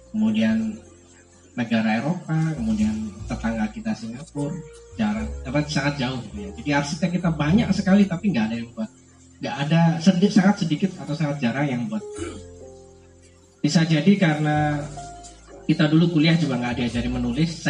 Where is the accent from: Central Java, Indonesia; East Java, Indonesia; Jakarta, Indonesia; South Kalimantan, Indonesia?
East Java, Indonesia; Sidoarjo; also born or lived in Surabaya; Jadi saya lahir di Surabaya, dibesarkan di Sidoarjo.